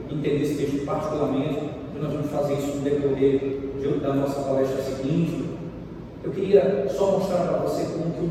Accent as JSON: {"language": "Portuguese", "region": "Pará", "country": "Brazil", "moved": "yes", "lives_now": "Recife, Brazil", "said": "no meu contexto de paraense, mesmo morando de Recife muito tempo, mas sou paraense lá no Pará"}